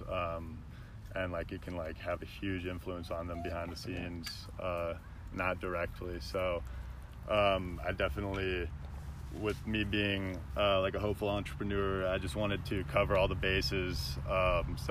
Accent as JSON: {"language": "English", "town": "Chicago", "region": "Illinois", "country": "United States", "moved": "yes", "lives_now": "Denver, United States", "said": "I'm from Chicago"}